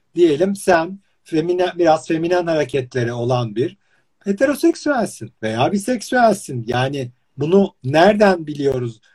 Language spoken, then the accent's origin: Turkish; İzmir, Turkey; ben mesela İzmir'de doğup büyüdüm